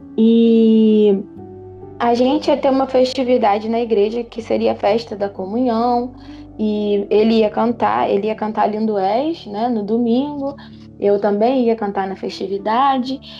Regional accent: Petrópolis, Rio de Janeiro, Brazil; sou daqui da Posse, Petrópolis

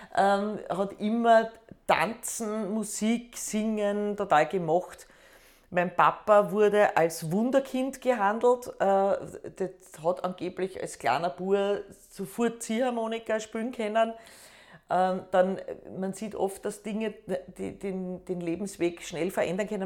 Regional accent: Schwechat, Lower Austria, Austria; first language Austrian German dialect; also born or lived in Hainburg an der Donau / Bad Deutsch-Altenburg / Baden; Ich bin äh, in Heimburg geboren

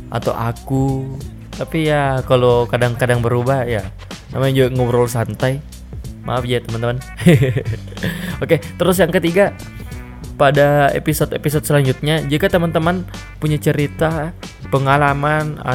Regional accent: Makassar, South Sulawesi, Indonesia; saya adalah orang asli Makassar. Jadi jika suatu saat logat saya berubah dari bahasa Indonesia baku ke bahasa Makassar asli yang kayak begini toh

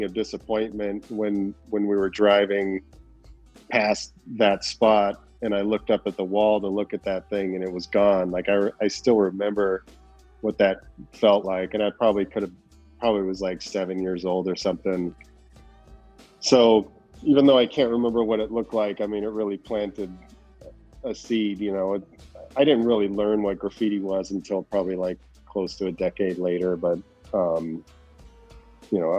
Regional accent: a suburb north of the Valley, outside Los Angeles, California, United States; I was born in in the Valley, and it's like outside of Los Angeles, and then ended up moving further north to a suburb and when I was five.

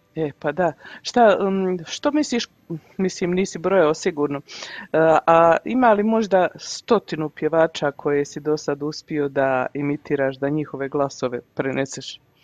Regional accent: Mostar, Federation of Bosnia and Herzegovina, Bosnia & Herzegovina; now in Canada; Premda sam ja u Kanadi 28 godina, ja puno pratim kako se, e, šta se, što se odvija u našem Mostaru.

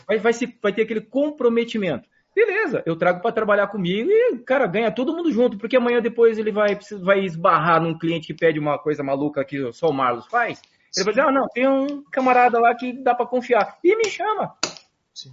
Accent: Curitiba, Paraná, Brazil; moved away as an adult; also born or lived in interior of São Paulo; now in Curitiba, Brazil; eu saí de Curitiba

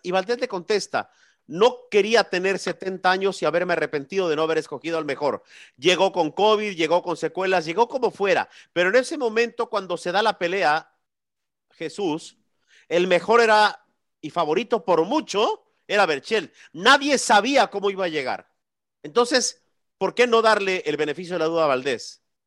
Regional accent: Mexico; yo soy más mexicano que el pinche Chile

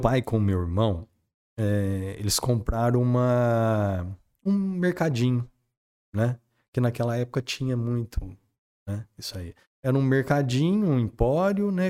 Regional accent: Espírito Santo do Pinhal, São Paulo, Brazil; minha infância foi vivida em Pinhal

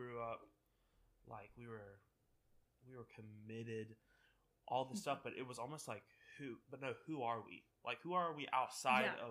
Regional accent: Landis, North Carolina, United States; I was born and raised in North Carolina, small town called Landis.

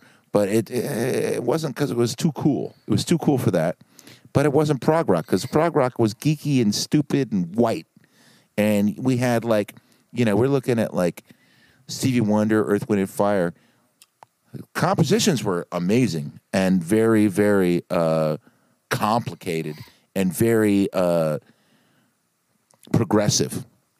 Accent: Brooklyn, New York, United States; You know, there was a time when I was coming up as a younger man growing up in Brooklyn.

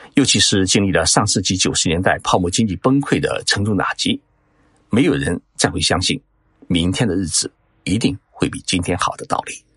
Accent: China; 我们中国

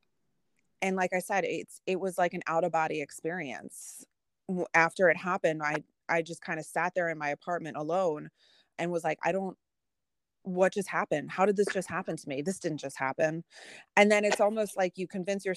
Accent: Philadelphia, Pennsylvania, United States; I'm an intelligent woman and I'm from Philly

